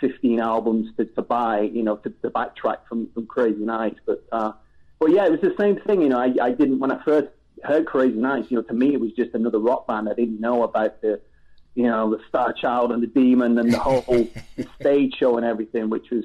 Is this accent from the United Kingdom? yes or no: yes; England, United Kingdom; growing up in England, very different to growing up in the States